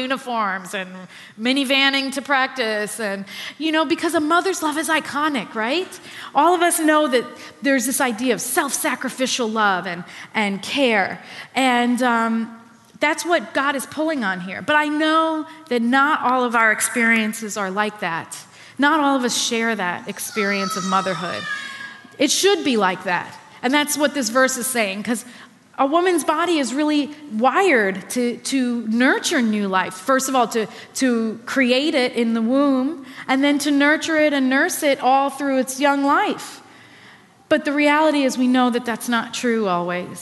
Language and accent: English; New York, United States; as a New Yorker